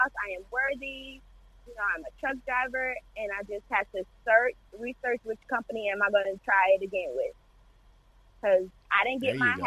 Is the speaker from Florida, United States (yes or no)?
yes; St. Petersburg, Florida, United States; born or raised there